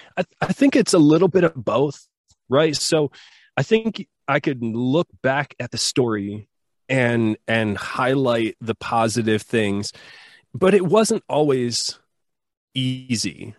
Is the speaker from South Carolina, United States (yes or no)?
no; Southwest Michigan, United States; I grew up in Michigan in the U S, and, uh, grew up on a farm